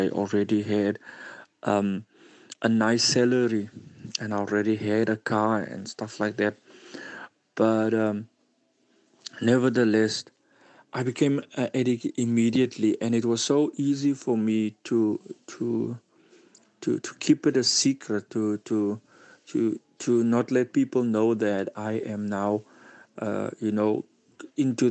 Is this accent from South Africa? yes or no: yes; Cape Town, Western Cape, South Africa; I'm from Cryfontein, Cape Town.